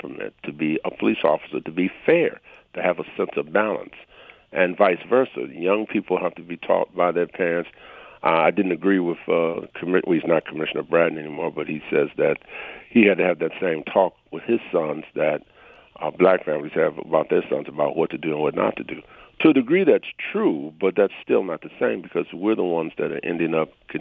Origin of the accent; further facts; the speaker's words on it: Detroit, Michigan, United States; I grew up in Detroit